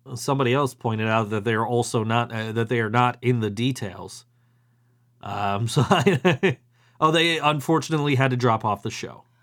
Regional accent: Buffalo, New York, United States; I'm from Buffalo.

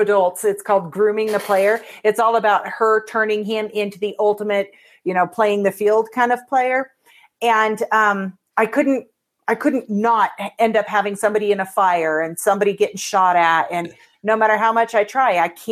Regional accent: Seattle, Washington, United States; I grew up in Seattle

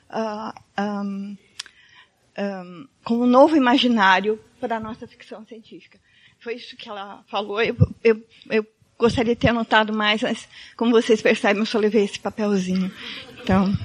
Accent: Brazil; porque eu acho importante que a gente, como brasileiro, tenha essa visão. 50% do, de, do nosso povo é negro, né?

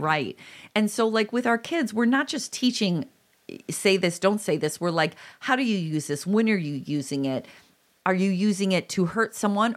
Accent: Illinois, United States; I'm from Illinois, but right this Midwestern area

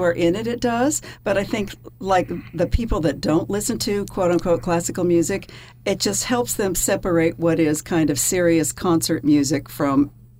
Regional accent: Norman, Oklahoma, United States; moved away as an adult; also born or lived in Iowa / Amsterdam / Connecticut; now in New York, United States; I grew up in Norman.

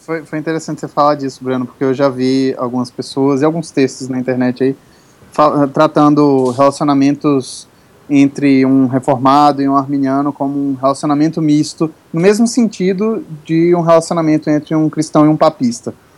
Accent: Recife, Pernambuco, Brazil; now in Teresina, Brazil; para mim que cresci em Recife

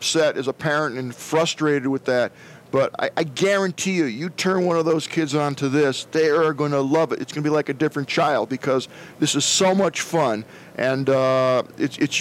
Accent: Boston, Massachusetts, United States; I'm from Boston.

